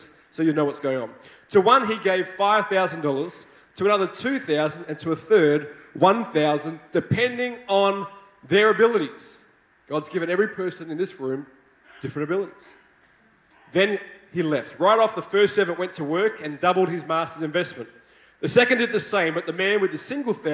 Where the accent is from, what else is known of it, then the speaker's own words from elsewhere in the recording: Australia; accent: Australian; I hope you like my Australian accent